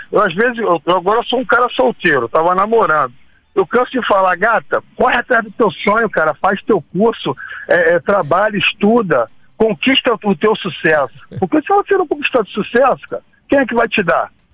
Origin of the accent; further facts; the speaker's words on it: Brazil; A gente é brasileiro